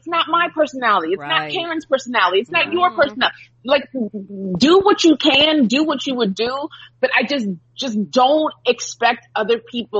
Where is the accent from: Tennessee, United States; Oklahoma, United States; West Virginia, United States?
Oklahoma, United States; moved away; when I grew up in Oklahoma